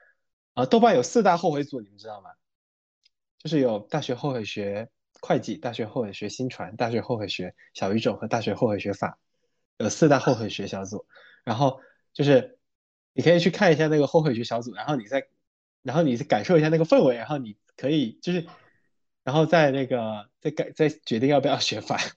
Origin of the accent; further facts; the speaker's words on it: Quanzhou, Fujian, China; accent: Quanzhou Minnan; moved away as an adult; 我是泉州的